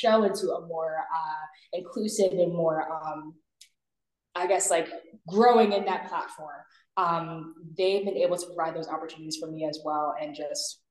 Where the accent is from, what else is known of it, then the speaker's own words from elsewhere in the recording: Maryland, United States; I'm from Maryland.